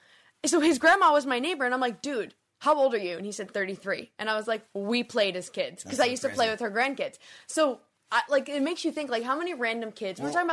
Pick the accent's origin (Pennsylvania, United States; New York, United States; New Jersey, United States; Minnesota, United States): New Jersey, United States; North Arlington; I actually live in North Arlington, or from North Arlington.